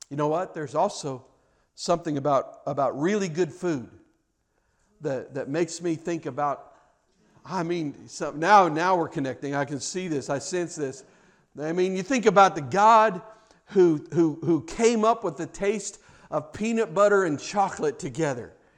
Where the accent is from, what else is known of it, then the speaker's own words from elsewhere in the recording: Kansas City, Missouri, United States; I grew up in Kansas City